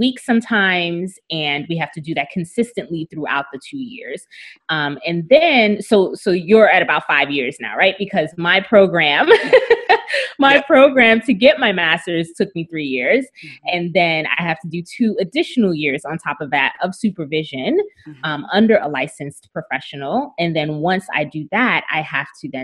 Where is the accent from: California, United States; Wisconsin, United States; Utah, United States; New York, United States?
New York, United States; New York City; moved away as an adult; now in South Florida, United States; I'm from New York City, from Brooklyn